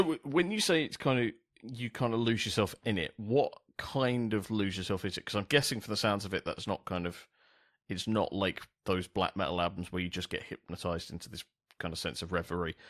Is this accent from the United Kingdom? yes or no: yes; London, United Kingdom; I grew up in South East London